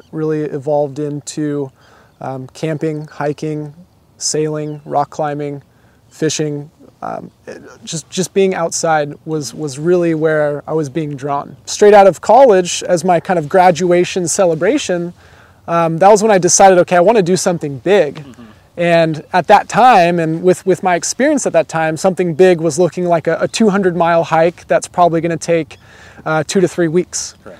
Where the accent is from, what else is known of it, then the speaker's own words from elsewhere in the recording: Southern California, United States; also born or lived in Australia; Born and raised in Southern California, grew up here